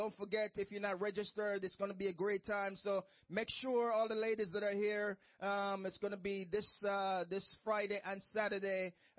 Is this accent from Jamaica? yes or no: yes; Jamaica; moved away; I remember my own church when I came from Jamaica